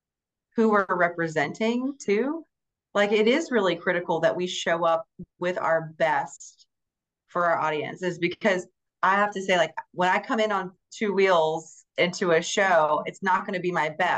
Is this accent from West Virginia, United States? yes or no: yes; West Virginia, United States; So I'm from West Virginia.